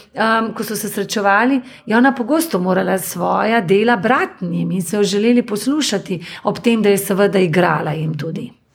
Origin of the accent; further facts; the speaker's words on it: Slovenia; now in Germany; vsi smo pa Slovenci